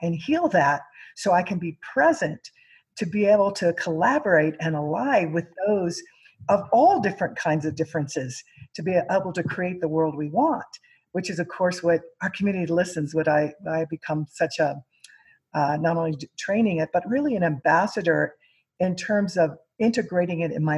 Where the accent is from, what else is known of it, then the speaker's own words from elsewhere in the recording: Missouri, United States; I grew up in Missouri, and I'm Mexican American and Native American Aztec is my tribe